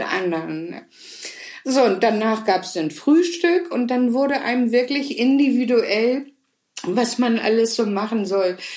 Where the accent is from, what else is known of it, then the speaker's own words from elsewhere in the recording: Hamburg, Germany; ich bin in Hamburg geboren und aufgewachsen